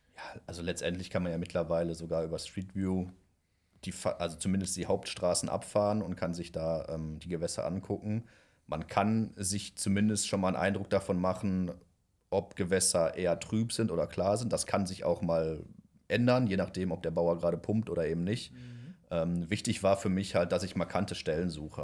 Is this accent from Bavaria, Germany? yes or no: no; near Düsseldorf, North Rhine-Westphalia, Germany; ich komme ja aus der Nähe von Düsseldorf